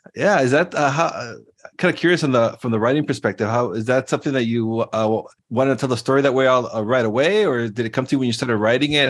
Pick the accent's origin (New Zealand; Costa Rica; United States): Costa Rica; my home country of Costa Rica